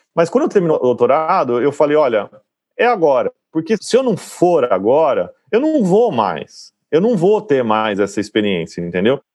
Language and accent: Portuguese; Campinas, São Paulo, Brazil; moved away; eu sou de Campinas